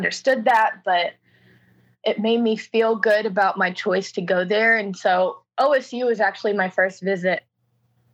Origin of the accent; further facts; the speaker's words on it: Houston, Texas, United States; I'm from Houston. I live in Houston